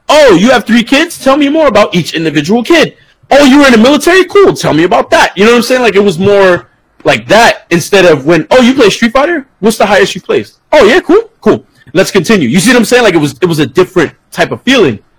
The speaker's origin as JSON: {"language": "English", "region": "Florida", "country": "United States", "said": "So if like I'm in Florida, you know what I'm saying? I'm from Florida or I live in Florida."}